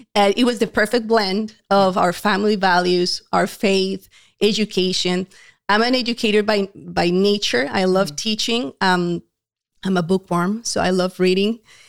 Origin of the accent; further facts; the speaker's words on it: Colombia; moved away; We are a Hispanic family. My husband is from Uruguay originally. I came from Colombia. More than 20 years ago, we moved to this country and we met at church.